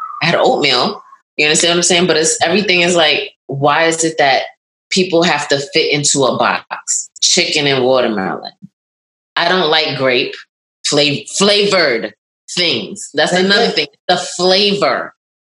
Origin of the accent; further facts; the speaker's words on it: New York, United States; also born or lived in Barbados; Like, did I grow up in the hood? Yeah, I grew up in Brooklyn